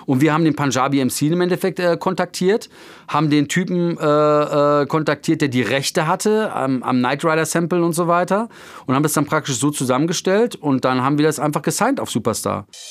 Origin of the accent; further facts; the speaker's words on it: Mülheim an der Ruhr, North Rhine-Westphalia, Germany; hier in meiner Heimatstadt Mülheim